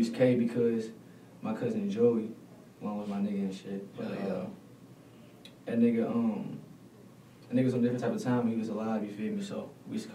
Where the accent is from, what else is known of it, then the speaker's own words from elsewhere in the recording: Louisville, Kentucky, United States; also born or lived in Newburgh; I'm from Louisville. Shit, Victory Park for real, but I spent a lot of my life in Newburgh too